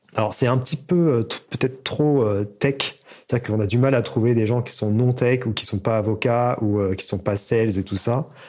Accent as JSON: {"language": "French", "area": "Seine-et-Marne", "region": "Île-de-France", "country": "France", "said": "Je viens de Paris, en fait, de Seine-et-Marne"}